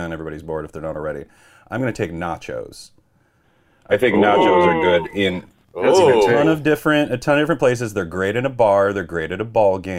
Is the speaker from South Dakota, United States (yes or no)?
yes; South Dakota, United States; moved away as an adult; also born or lived in Minneapolis / New York; growing up in South Dakota